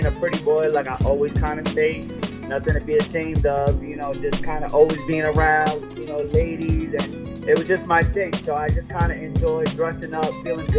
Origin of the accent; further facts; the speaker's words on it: Brentwood, New York, United States; also born or lived in Bronx, New York; I'm from Brumbo, Long Island. Initially, I was born in the Bronx, you know, so I started out my life out there early on. Came out to Long Island. I spent the rest of my life out here, man. I've been in Brentwood